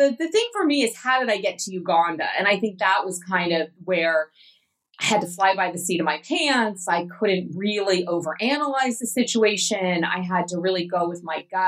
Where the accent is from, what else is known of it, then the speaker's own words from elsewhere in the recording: West Coast of the United States, United States; moved away as an adult; also born or lived in Atlanta, Georgia; growing up on the West Coast and the Western part of the United States